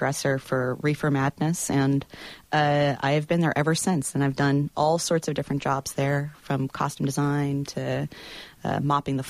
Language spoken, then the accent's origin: English; Montgomery, Alabama, United States; moved away as an adult; My parents are both from upstate New York, and I was raised in Alabama in Montgomery